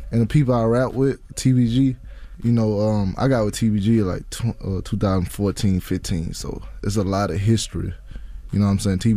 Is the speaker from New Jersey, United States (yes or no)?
no; Baton Rouge, Louisiana, United States; Baton Rouge, Louisiana. I started rapping.